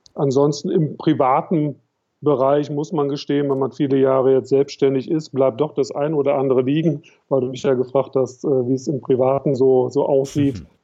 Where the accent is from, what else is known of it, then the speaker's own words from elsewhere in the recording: Cologne, North Rhine-Westphalia, Germany; Ich komme, komme aus Köln